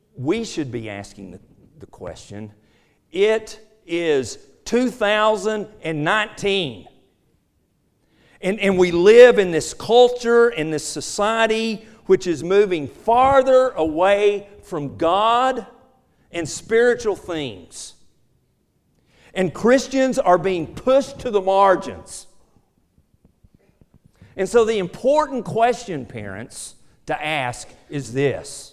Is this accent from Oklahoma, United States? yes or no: yes; Ada, Oklahoma, United States; I grew up in Ada, Oklahoma